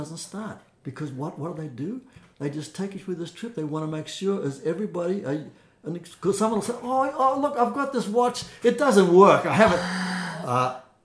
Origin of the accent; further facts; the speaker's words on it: Australia; moved away; I'm from Australia